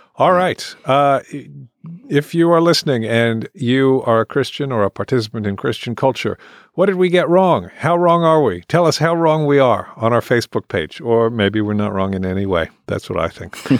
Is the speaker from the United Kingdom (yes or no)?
yes; England, United Kingdom; moved away; I grew up in England, and I went to Church of England schools